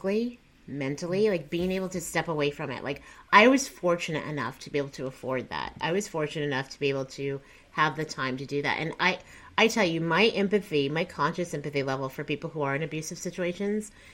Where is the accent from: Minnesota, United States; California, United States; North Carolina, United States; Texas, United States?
Texas, United States; also born or lived in Columbia, Missouri; I'm from Texas.